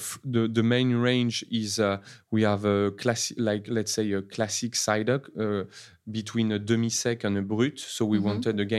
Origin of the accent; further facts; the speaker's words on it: Normandy, France; And I grew up in Normandy in the Chateau de Sassy.